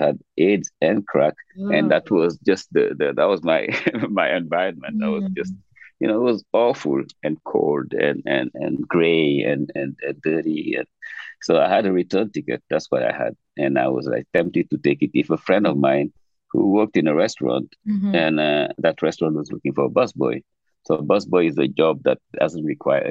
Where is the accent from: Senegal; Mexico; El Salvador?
Senegal; Dakar; moved away as an adult; also born or lived in New York, United States; now in Bay Area, United States; I was growing up in Dakar.